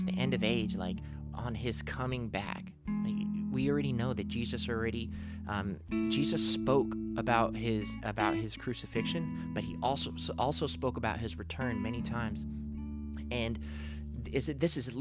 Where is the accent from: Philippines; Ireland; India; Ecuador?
Philippines; I'm Filipino.